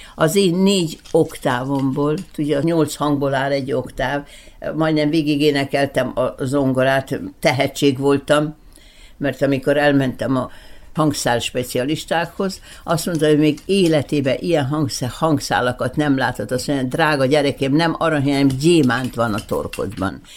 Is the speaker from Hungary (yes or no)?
no; Belgrade, Serbia; moved away; also born or lived in Bečej / Novi Sad; Belgában születtem